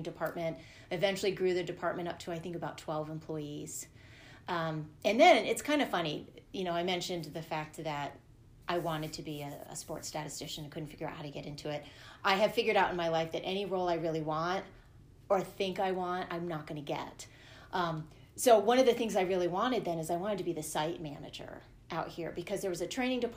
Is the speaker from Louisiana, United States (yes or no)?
no; Northern Virginia, United States; moved away as an adult; also born or lived in California; now in Colorado, United States; I consider myself growing up in the Northern Virginia area